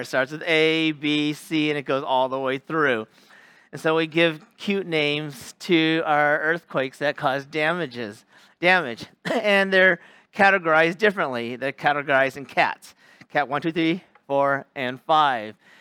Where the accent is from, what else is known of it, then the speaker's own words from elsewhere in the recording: Sacramento, California, United States; moved away as an adult; also born or lived in Los Angeles area, California / Bay Area, California / Central Valley, California; now in Japan; I'm from California. Um, from Sacramento, California, lived in the L A area too, lived in the Bay Area and Central Valley